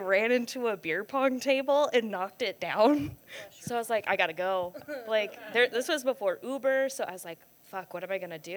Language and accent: English; Iowa, United States; we're from Iowa